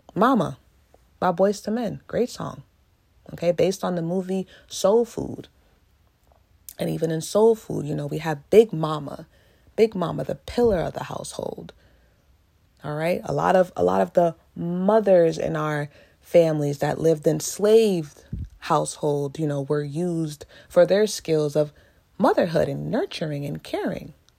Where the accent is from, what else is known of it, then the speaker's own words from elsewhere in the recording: United States; I am African American